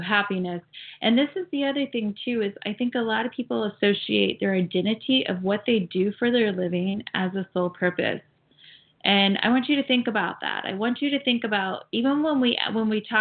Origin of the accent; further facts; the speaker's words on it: Ohio, United States; also born or lived in Florida; now in California, United States; I grew up and raised in Ohio, but then I lived in Florida for 24 years.